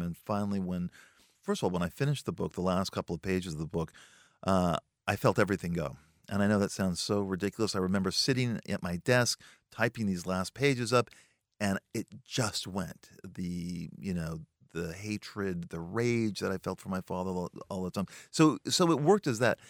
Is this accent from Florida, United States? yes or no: no; Los Angeles, California, United States; I grew up in a part of Los Angeles called the San Fernando Valley, a valley boy